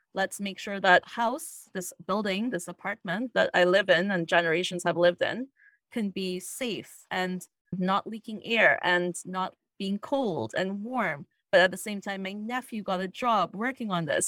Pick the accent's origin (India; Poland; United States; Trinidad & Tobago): Trinidad & Tobago; now in Toronto, Canada; I grew up in Trinidad and Tobago, which is in the Caribbean